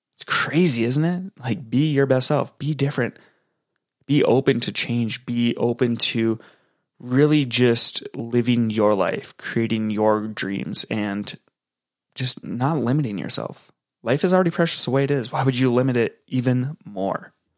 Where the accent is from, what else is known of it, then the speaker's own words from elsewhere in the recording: Minneapolis–Saint Paul, Minnesota, United States; I'm from the Twin Cities in Minnesota